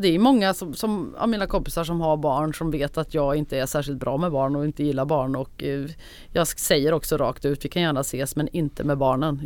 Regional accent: Värmland, Sweden; accent: Värmland dialect; also born or lived in Gothenburg; now in Stockholm, Sweden; jag pratar så mycket värmländska som jag gör

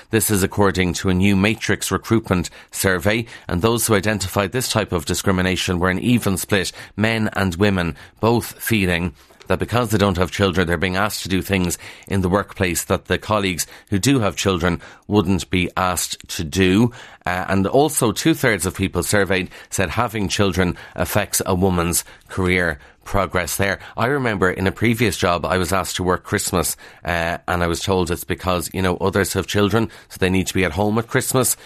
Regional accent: Kildare, Leinster, Ireland; accent: Kildare; my Kildare accent

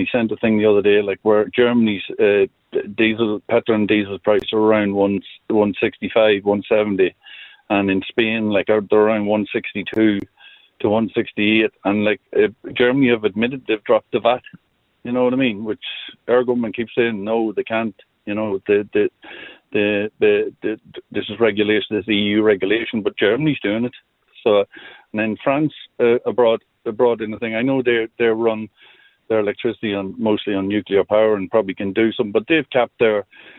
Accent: Ireland; I'm from Clark Cross myself

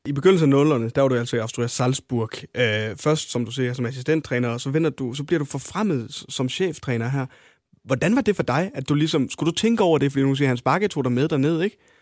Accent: North Jutland, North Denmark Region, Denmark; det kan jeg skrive under på også, som, som nordjyde

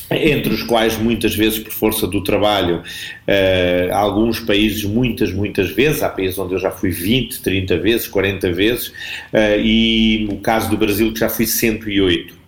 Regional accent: Arronches, Alentejo, Portugal; eu sou alentejano

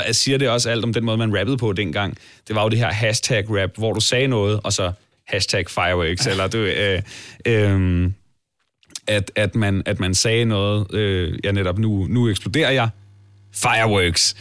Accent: Allinge, Capital Region of Denmark, Denmark; uanset om vi er vokset op i Toronto eller Allinge, som jeg er

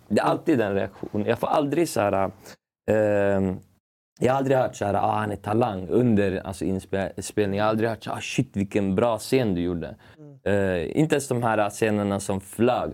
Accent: Uppsala, Uppsala County, Sweden; also born or lived in Stockholm; jag är uppväxt i, i Gränby i Uppsala

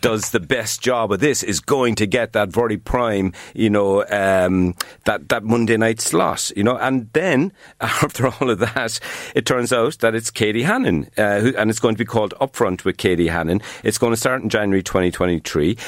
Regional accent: Cork, Munster, Ireland; accent: Cork; moved away; also born or lived in Dublin; whenever I open my mouth, a Cork accent

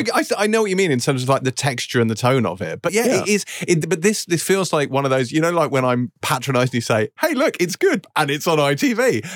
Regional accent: New Zealand; Man, I'm from New Zealand.

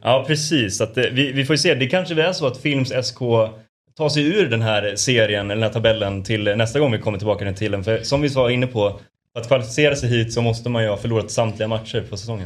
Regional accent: Borlänge, Dalarna County, Sweden; Jag är från Borlänge.

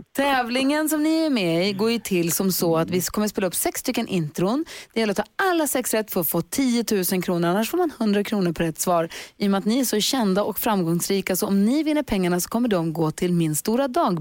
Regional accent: Luleå, Norrbotten County, Sweden; Luleå, det är ju min hemstad, där jag är uppvuxen

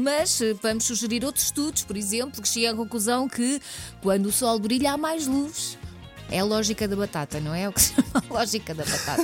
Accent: Barranquilla, Atlántico, Colombia; now in Portugal; sou natural de Barranquilla, Colômbia

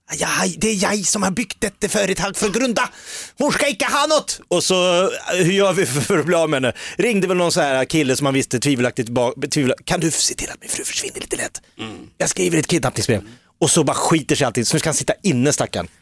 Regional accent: Järfälla, Stockholm County, Sweden; also born or lived in Nacka; Jag är ju från Sångvägen i Jakobsberg

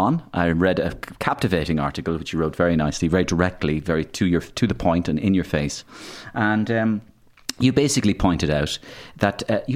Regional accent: Waterford, Munster, Ireland; I'd be Waterford.

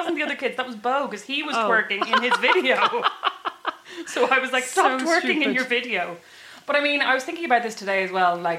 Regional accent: Kildare, Leinster, Ireland; moved away as an adult; also born or lived in Dublin; now in Fort Wayne, Indiana, United States; We're from Kildare.

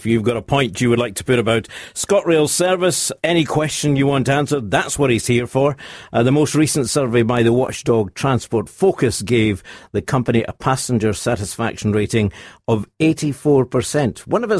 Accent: Leven, Scotland, United Kingdom; I'm old enough to remember the Leven station being closed down because that's my hometown.

